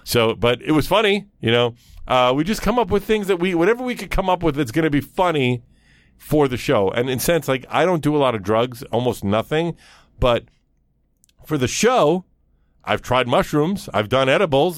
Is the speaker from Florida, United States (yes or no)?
no; New York City, New York, United States; growing up in Brooklyn